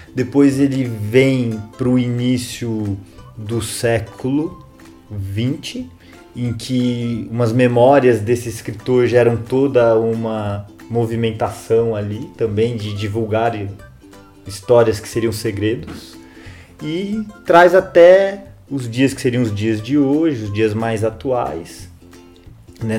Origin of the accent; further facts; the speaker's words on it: Jundiaí, São Paulo, Brazil; Que eu sou de Jundiaí também, uma terra muito boa